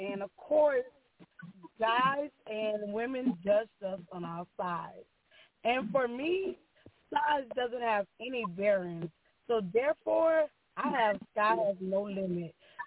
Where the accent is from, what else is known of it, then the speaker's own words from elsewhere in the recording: Greco, Louisiana, United States; now in Lafayette, United States; I am originally from Greco, Louisiana, exit 11, and I reside in Lafayette, Louisiana.